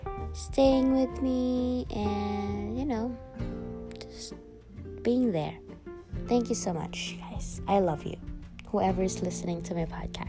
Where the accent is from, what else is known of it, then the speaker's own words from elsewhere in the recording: Philippines; now in Miami, United States; I am Filipino, he is Nicaraguan, and I was born in the Philippines